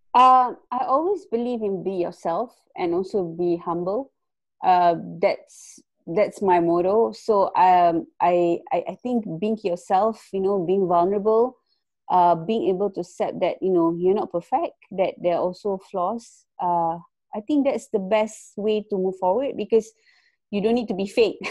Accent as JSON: {"language": "English", "country": "Malaysia", "also_born_or_lived": "Kuala Lumpur", "moved": "as an adult", "lives_now": "Netherlands", "said": "I'm actually from Malaysia. I just moved uh, to Netherlands like for about a week now"}